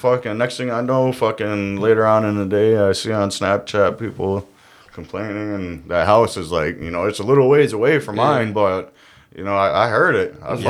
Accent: Syracuse, New York, United States; moved away; I grew up in Syracuse

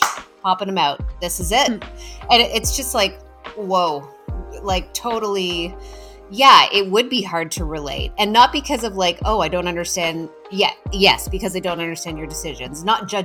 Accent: Almonte, Ontario, Canada; I'm from Elmont

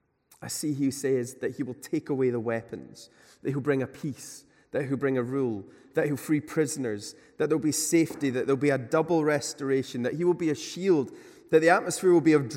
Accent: Glasgow, Scotland, United Kingdom; You know, I come from Glasgow, and there's quite a unique class system there, I think, that exists.

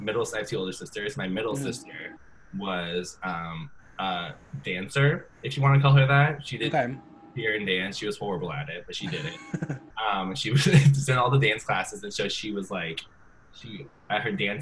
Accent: Fresno, California, United States; moved away; I'm from Fresno

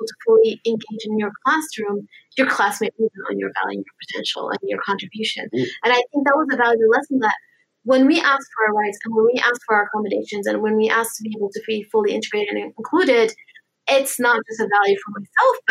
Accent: United States; my parents are originally from Lebanon, so I'm Lebanese American. I was born and raised here

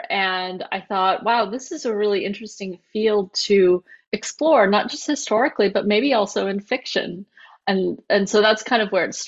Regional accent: Japan; born there; I was born in Japan. Half of my family is Japanese.

